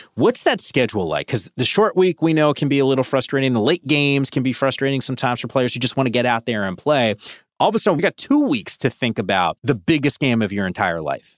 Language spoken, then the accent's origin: English; Northeast, United States; I'm from the Northeast